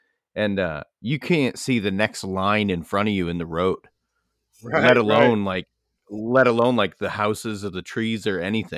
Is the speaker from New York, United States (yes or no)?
no; Maine, United States; also born or lived in California; I'm from Maine.